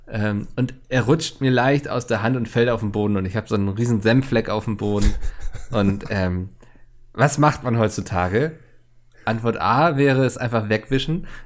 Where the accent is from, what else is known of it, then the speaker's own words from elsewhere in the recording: Bautzen, Saxony, Germany; oh Mann, der arme Bautzner, ich komme selbst aus Bautzen.